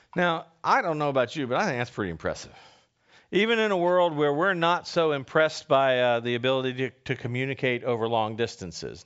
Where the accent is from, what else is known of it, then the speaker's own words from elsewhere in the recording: Northern Virginia, United States; I grew up in Northern Virginia